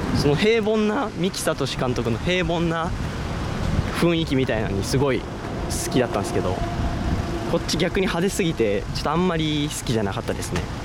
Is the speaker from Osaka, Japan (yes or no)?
yes; Osaka, Japan; 大阪で生まれ育った